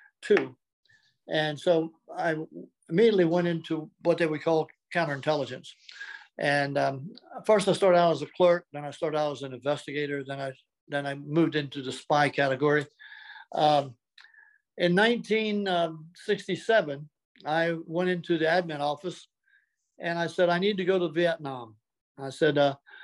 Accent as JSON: {"language": "English", "region": "Delaware", "country": "United States", "tie": "born or raised there", "said": "Well, I was born in Delaware. I was a seventh of an eighth child."}